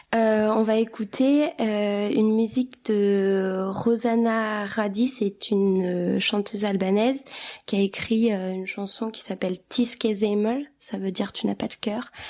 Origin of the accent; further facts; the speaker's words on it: Kosovo; moved away; on est albanais du Kosovo